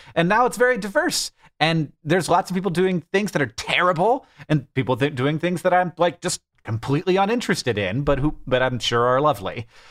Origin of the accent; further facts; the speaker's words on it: United States; as an American